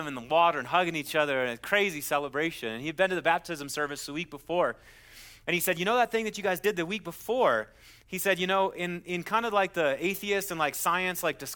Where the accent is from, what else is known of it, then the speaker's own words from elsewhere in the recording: Wisconsin, United States; moved away; I'm from Wisconsin